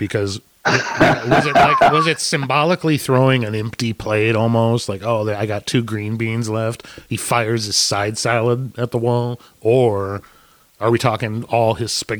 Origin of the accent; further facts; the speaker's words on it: United States; as an American